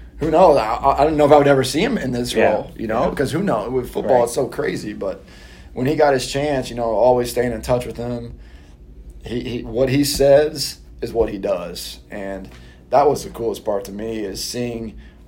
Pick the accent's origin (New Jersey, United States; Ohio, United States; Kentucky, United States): Kentucky, United States; Louisville; moved away as an adult; now in San Antonio, United States; I grew up in Louisville, played at Louisville.